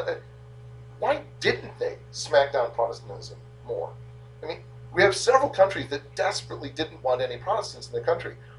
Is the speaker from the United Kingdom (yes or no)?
no; United States; I'm from America